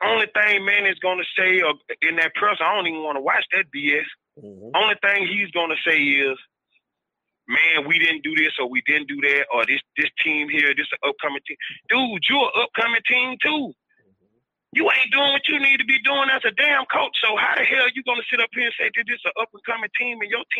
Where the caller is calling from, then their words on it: Mobile, Alabama, United States; I'm calling from Mobile, Alabama.